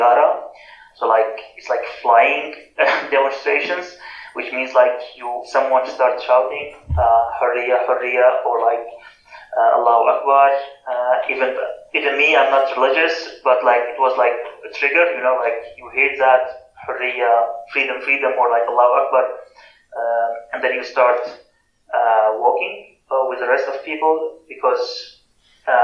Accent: Aleppo, Aleppo Governorate, Syria; moved away as an adult; also born or lived in Afrin; I'm a Kurd from Syria, particularly from Aleppo. I was born in Aleppo and grew up there.

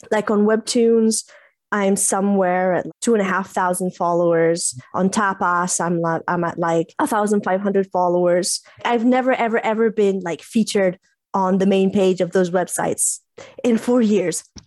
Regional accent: Italy; first language English; I'm Italian, English bilingual. English is kind of my first language, but I grew up in Italy

